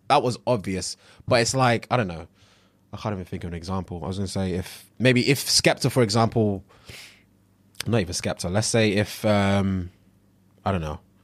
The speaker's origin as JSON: {"language": "English", "country": "Nigeria", "said": "I'm Nigerian"}